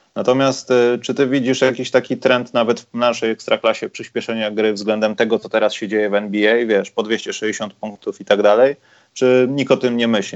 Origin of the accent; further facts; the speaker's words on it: Warsaw, Masovian Voivodeship, Poland; jako warszawiak